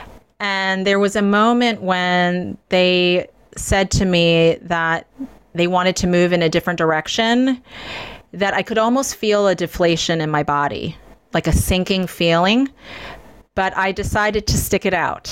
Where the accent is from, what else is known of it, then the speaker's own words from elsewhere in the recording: United States; I'm Chinese American